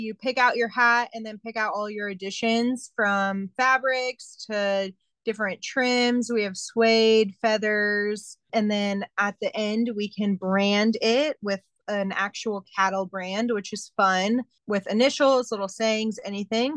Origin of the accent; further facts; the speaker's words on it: San Antonio, Texas, United States; also born or lived in St. Louis / Kansas; I was actually born in the Midwest in St. Louis, but have grown up and lived my whole life in San Antonio